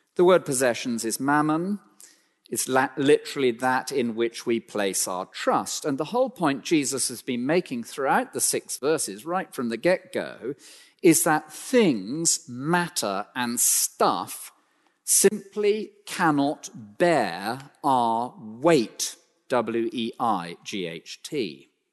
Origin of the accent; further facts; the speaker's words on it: United Kingdom; we're so British